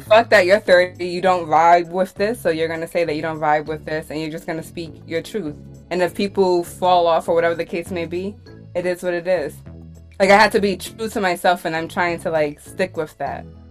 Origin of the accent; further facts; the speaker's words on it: New York City, New York, United States; I'm originally from Brooklyn.